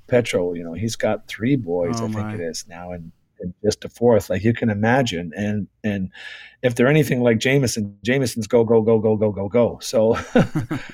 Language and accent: English; Toronto, Ontario, Canada; we grew up in Toronto